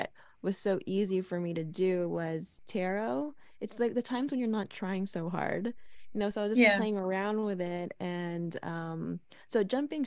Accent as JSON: {"language": "English", "town": "Los Angeles", "region": "California", "country": "United States", "tie": "born or raised there", "said": "I'm born and raised in Los Angeles, California"}